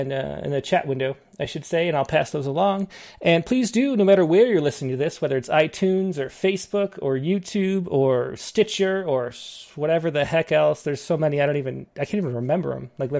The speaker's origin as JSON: {"language": "English", "region": "Western New York", "country": "United States", "tie": "born or raised there", "also_born_or_lived": "Los Angeles", "moved": "yes", "said": "I grew up in Western New York, and then I lived in LA for a little bit and moved up to the mountains"}